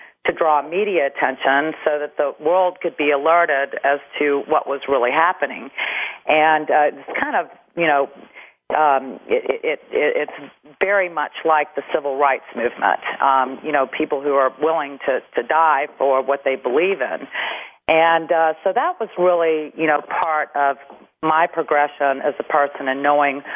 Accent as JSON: {"language": "English", "town": "Macon", "region": "Georgia", "country": "United States", "tie": "born or raised there", "also_born_or_lived": "Atlanta, Georgia", "said": "I was born in Macon, Georgia, and my dad was about 20 years old, and he was running the outdoor advertising company for my grandfather in Macon"}